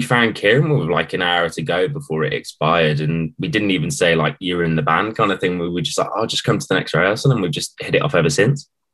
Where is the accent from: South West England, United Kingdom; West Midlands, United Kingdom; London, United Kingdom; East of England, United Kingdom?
West Midlands, United Kingdom; Wolverhampton; we're from Wolverhampton